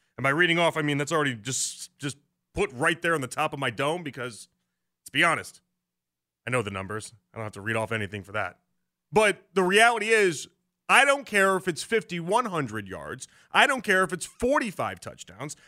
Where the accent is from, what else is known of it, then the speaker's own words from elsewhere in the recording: Chicago, Illinois, United States; moved away; So I'm from Beverly, the really, like the really Irish neighborhood